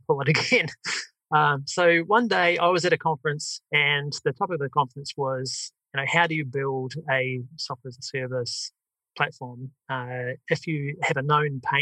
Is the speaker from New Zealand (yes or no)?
yes; New Zealand; accent: New Zealand; my New Zealand accent